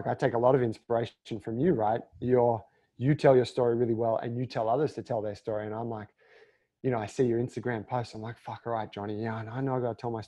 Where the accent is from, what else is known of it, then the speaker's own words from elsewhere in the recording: Australia; being Australian